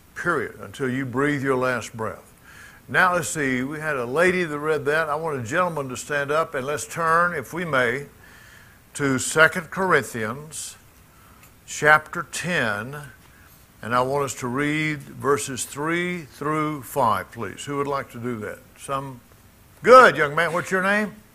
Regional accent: Jackson, Mississippi, United States; moved away; Jackson, my hometown.

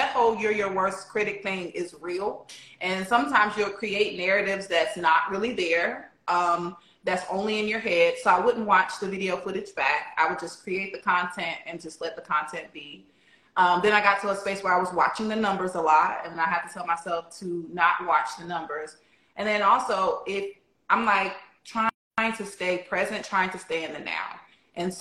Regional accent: Alabama, United States; I'm from Alabama

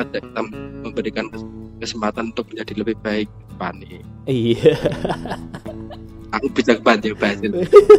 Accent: Sragen, Central Java, Indonesia; now in Wonogiri, Indonesia; Sergei itu atas anu jenenge kotaku asli namanya Sragen tapi kan aku udah berteman tinggal di Wonogiri jadi kita harus membanggakan Wonogiri

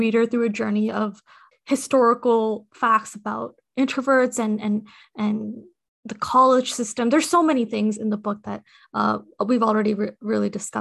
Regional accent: Nepal; I am from Nepal. I was born there.

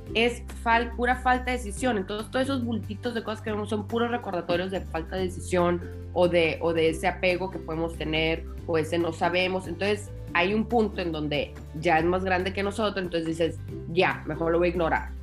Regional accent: Tijuana, Baja California, Mexico; moved away as an adult; also born or lived in Guadalajara; yo soy de Tijuana eh, y a los cinco años de casada me, me mudé a Guadalajara

